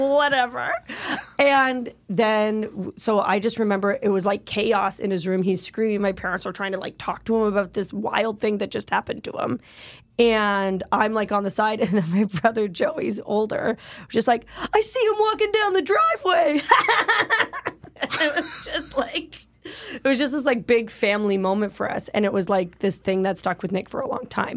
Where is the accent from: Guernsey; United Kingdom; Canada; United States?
Canada; I am Canadian